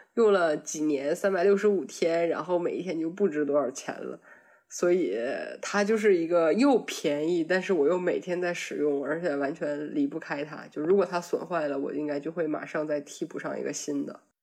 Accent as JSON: {"language": "Chinese", "region": "Northeast China", "country": "China", "moved": "as an adult", "lives_now": "Germany", "said": "作为一个东北人"}